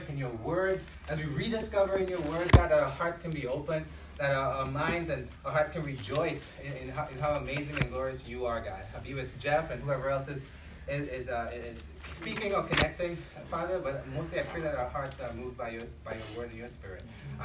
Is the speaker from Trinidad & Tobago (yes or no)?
yes; Trinidad & Tobago; moved away; my hometown